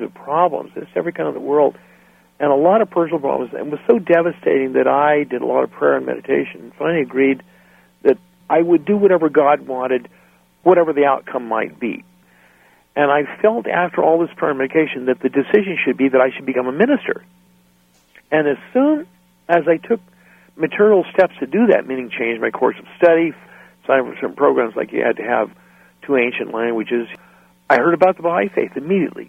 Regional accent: central northern California, United States; also born or lived in San Jose, California / Guatemala; I grew up in California. I was born in San Jose and grew up in kind of central northern California

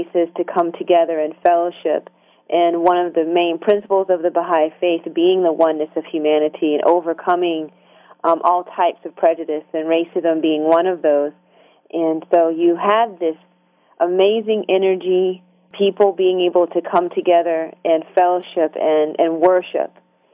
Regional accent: Hartsville, South Carolina, United States; moved away; also born or lived in Korea; I grew up in South Carolina, between Hartsville, South Carolina, Darlington, and Florence.

